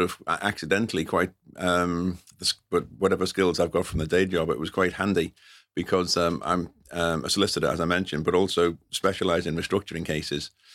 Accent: London, United Kingdom; I'm a North London boy.

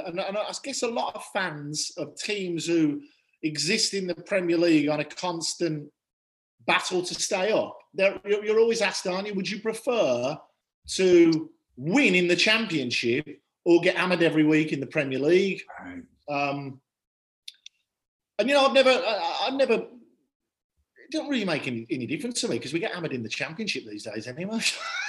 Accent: Birmingham, West Midlands, United Kingdom; I'm from Birmingham

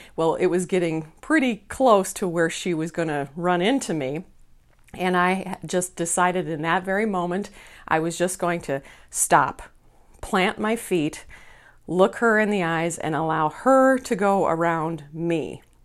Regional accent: Minneapolis, Minnesota, United States; here in Minneapolis, my hometown

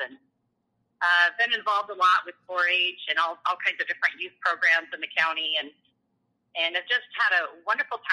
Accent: Persia, Iowa, United States; moved away as an adult; also born or lived in Pella/Oskaloosa area, Iowa; now in New Sharon, United States; I grew up in Western Iowa in a little town called Persia

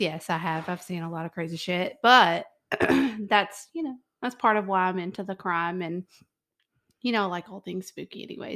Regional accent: Memphis, Tennessee, United States; we're from Memphis

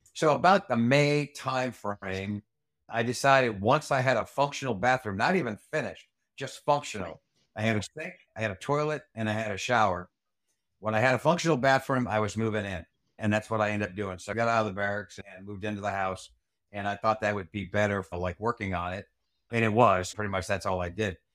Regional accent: Rhode Island, United States; moved away; as a kid growing up in Rhode Island

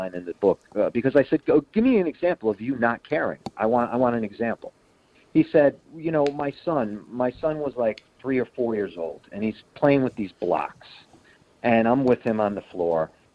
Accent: Connecticut, United States; I am from Connecticut.

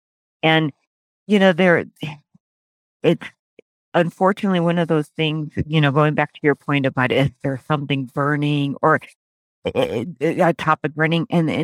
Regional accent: Dominican Republic; moved away as an adult; also born or lived in North Carolina; now in Arizona, United States; So I'm from the Dominican Republic, born and raised. And then I went to University of North Carolina to do my undergraduate work. At that point, I was 18.

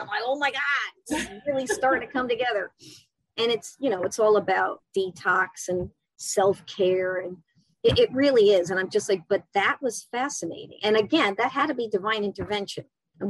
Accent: New York City, New York, United States; I'm from New York City.

